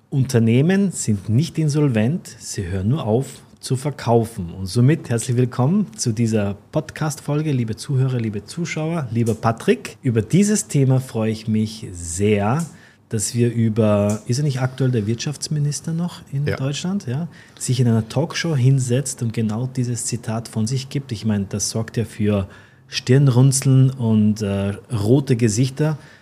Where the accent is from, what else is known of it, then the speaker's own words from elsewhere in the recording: Austria; ich als Österreicher, ich halte das immer gerne fest, ich bin kein Deutscher